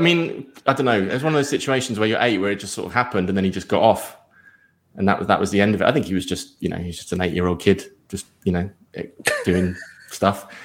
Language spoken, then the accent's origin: English; Surrey, South East England, United Kingdom; I'm from Surrey originally. Uh, I'm a home counties boy